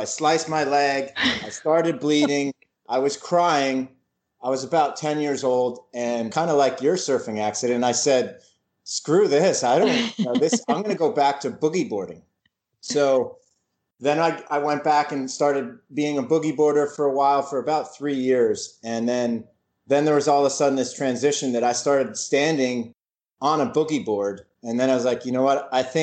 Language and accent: English; New Jersey, United States; also born or lived in North Carolina; I'm originally from New Jersey, and I grew up in the suburbs of New Jersey